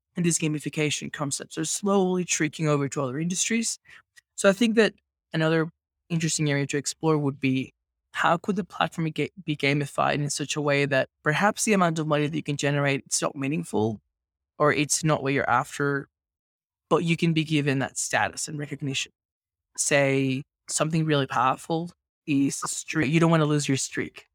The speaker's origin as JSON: {"language": "English", "country": "Venezuela", "tie": "born or raised there", "also_born_or_lived": "Australia", "moved": "as an adult", "lives_now": "Mexico", "said": "I migrated to Australia when I was eighteen. I grew up in Venezuela."}